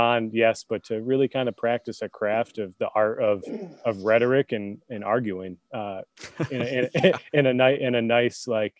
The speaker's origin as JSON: {"language": "English", "region": "New York", "country": "United States", "tie": "born or raised there", "also_born_or_lived": "Michigan", "moved": "as an adult", "said": "I grew up in New York, started my college career in a school in Western New York"}